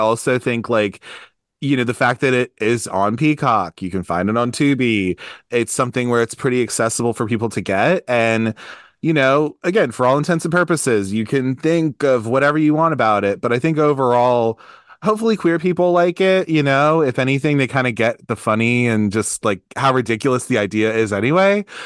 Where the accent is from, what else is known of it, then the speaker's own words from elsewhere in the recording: Baltimore, Maryland, United States; I'm from Baltimore. I live in Baltimore